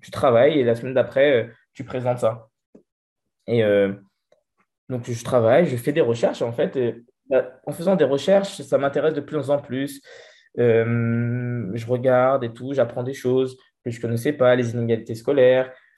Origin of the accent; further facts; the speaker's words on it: Vigneux-sur-Seine, Île-de-France, France; also born or lived in Brétigny-sur-Orge; j'ai grandi à Vigneux-sur-Seine